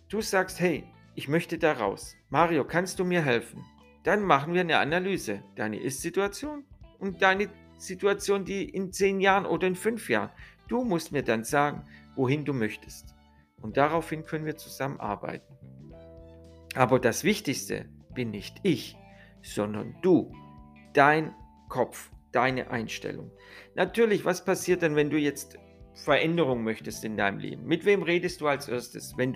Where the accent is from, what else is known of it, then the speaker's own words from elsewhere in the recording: Italy; ich bin ja selber Italiener, ihr wisst ja